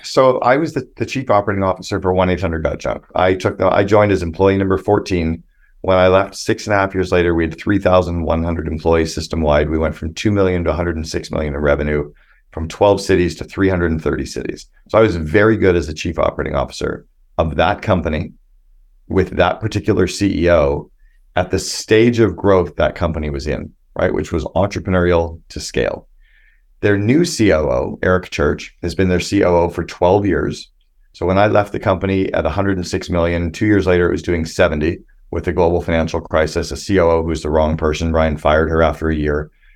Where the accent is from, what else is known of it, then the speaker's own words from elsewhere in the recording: Canada; I'm this Canadian kid